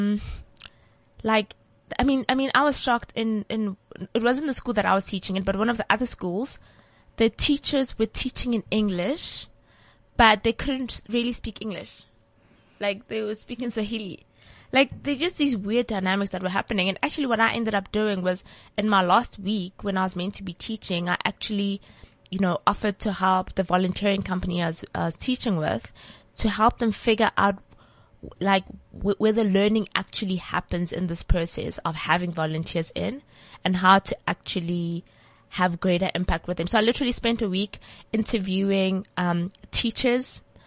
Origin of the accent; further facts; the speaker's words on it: Polokwane, Limpopo, South Africa; Polokwane. Well, that's where I grew up.